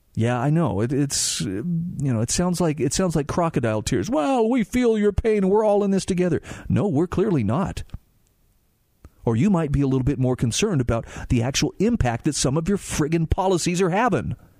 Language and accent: English; Utah, United States; my home state of Utah